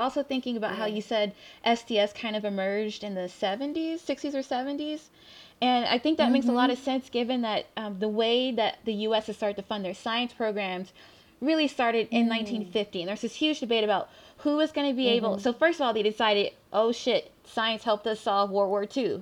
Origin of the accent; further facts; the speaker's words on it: the South, United States; I'm from the South.